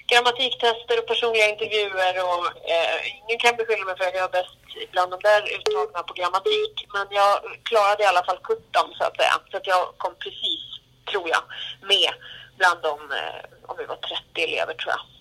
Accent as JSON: {"language": "Swedish", "town": "Gävle", "region": "Gävleborg County", "country": "Sweden", "tie": "born or raised there", "also_born_or_lived": "Södermalm, Stockholm", "moved": "yes", "lives_now": "Stockholm, Sweden", "said": "Då är vi i Gävle, precis där jag är född och uppväxt."}